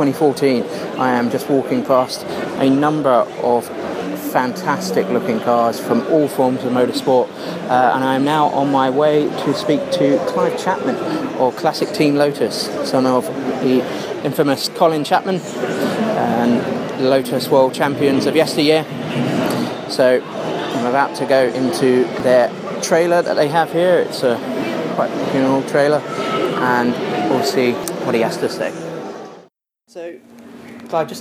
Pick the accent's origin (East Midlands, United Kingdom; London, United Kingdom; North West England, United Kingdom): London, United Kingdom; we came from North London, Edmonton